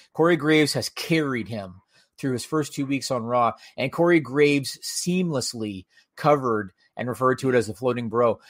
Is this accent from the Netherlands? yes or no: no; Canada; as a Canadian viewer